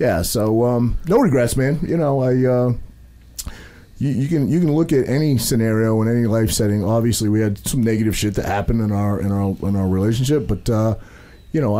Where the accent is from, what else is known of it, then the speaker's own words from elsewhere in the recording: Maine, United States; I'm a kid from a very small town in Maine. I grew up, there was 800 people in my hometown in Maine